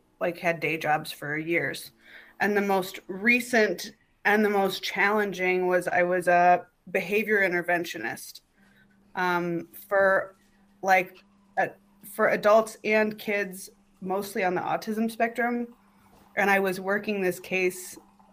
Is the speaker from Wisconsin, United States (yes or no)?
yes; Milwaukee, Wisconsin, United States; moved away as an adult; also born or lived in Chicago; now in Los Angeles, United States; I'm from Milwaukee. Milwaukee. I moved here from Chicago. Yeah, I did 3 years of stand-up in Milwaukee and then three in Chicago